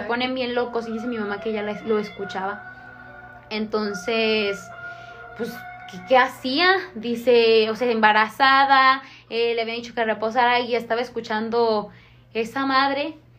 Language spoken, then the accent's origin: Spanish; Manuel Doblado, Guanajuato, Mexico; yo soy de Doblado